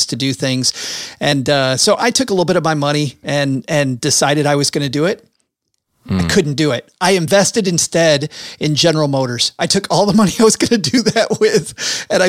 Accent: Michigan, United States; I'm from Michigan in the middle part of the country.

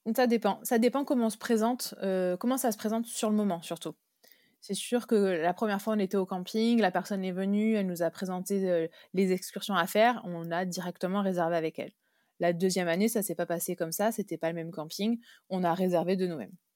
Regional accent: Brittany, France; je suis née en Bretagne

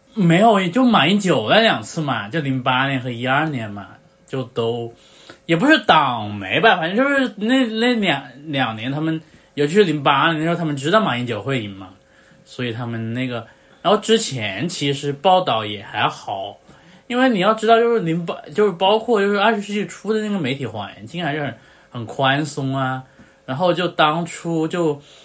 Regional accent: China; 我在大陆出生的那一刻

